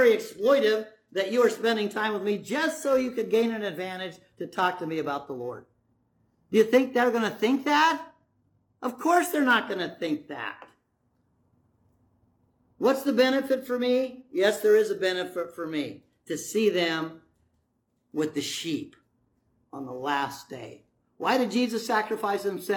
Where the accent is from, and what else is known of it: United States